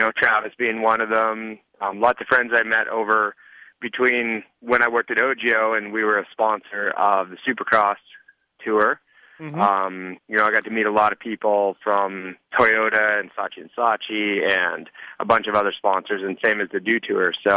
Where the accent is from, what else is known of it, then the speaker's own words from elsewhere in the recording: Canada; being Canadian